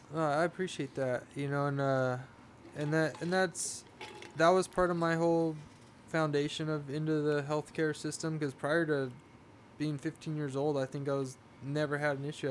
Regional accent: Oceanside, California, United States; I'm from Oceanside, but my grandfather had a, a pig ranch, hog ranch in Vista, okay, California. So that was, yeah. um, I grew up, you know, four miles from

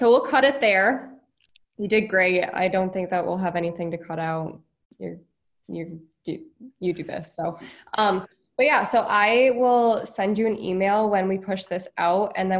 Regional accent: New York City, New York, United States; I worked at a camp in upstate New York, actually, but I grew up around New York City constantly.

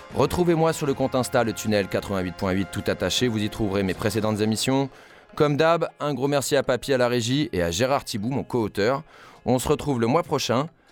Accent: France; chez nous, en France

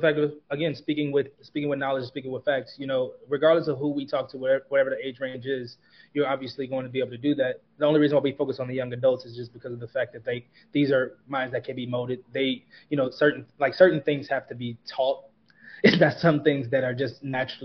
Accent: Kansas City, United States; my hometown Kansas City Chiefs

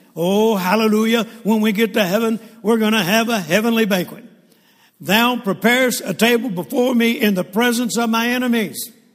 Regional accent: Shreveport, Louisiana, United States; also born or lived in Mississippi; And I grew up in Shreveport, Louisiana. I was born in Mississippi, and then we moved to Shreveport, Louisiana

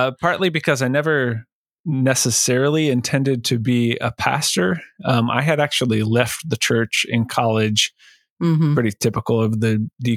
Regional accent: Northwest Ohio, United States; moved away as an adult; also born or lived in California; I'm from Northwest Ohio

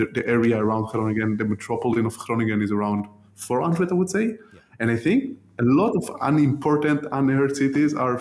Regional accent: Tel Aviv, Tel Aviv District, Israel; moved away as an adult; also born or lived in Sweden; now in Rotterdam, Netherlands; I'm originally from Israel. I was born in Tel Aviv. I grew up there

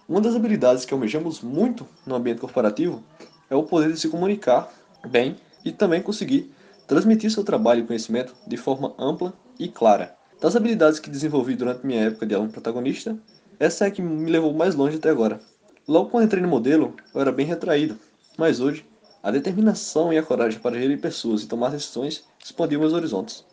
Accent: Cacimba de Dentro, Paraíba, Brazil; Sou oriundo de Cassino de Dentro, no interior da Paraíba

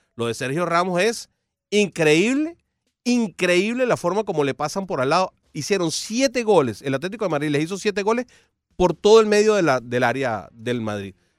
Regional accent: Venezuela; now in Miami, United States; como venezolano

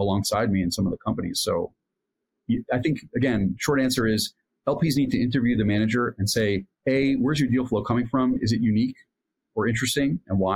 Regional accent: Allentown, Pennsylvania, United States; moved away as an adult; also born or lived in New York; now in Jerusalem, Israel; grew up in Allentown, Pennsylvania, a small town in Pennsylvania, and went to school in New York

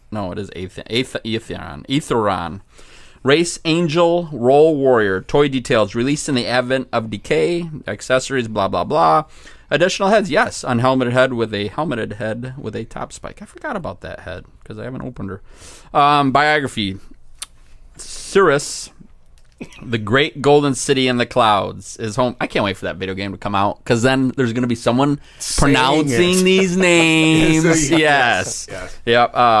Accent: Hesperia, California, United States; Hello, I'm from Hespertucky, okay? They taught me some things in Hespertucky.

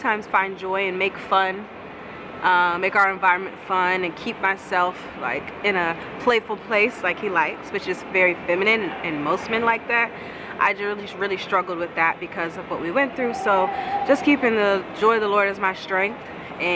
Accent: United States; an American wife to a Nigerian husband

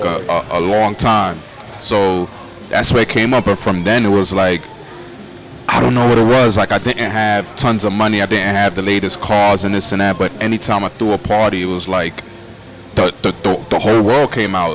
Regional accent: New York City, New York, United States; that little boy growing up in Crown Heights

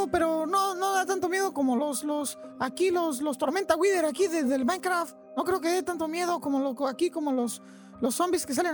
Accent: Tijuana, Baja California, Mexico; born there; Eh, yo nací aquí en la ciudad de Tijuana. Eh, mis papás son, son argentinos, mi mamá es de Rosario Central y mi papá es de Buenos Aires.

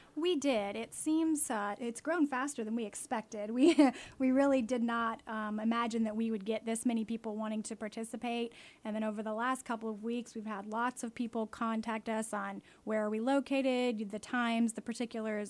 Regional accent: North Carolina, United States; moved away as an adult; now in Guam; I'm from North Carolina. I've been in Guam, uh, about two years.

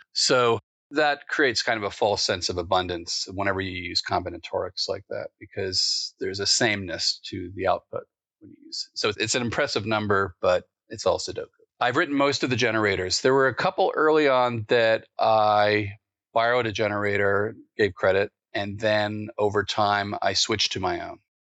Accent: East Coast, United States; where I grew up in the East Coast

